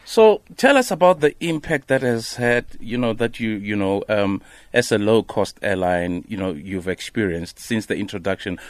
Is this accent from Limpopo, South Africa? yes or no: yes; Limpopo, South Africa; I'm from Limpopo.